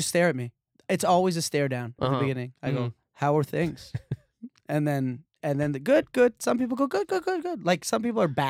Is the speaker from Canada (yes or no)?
yes; Canada; I come from Canada.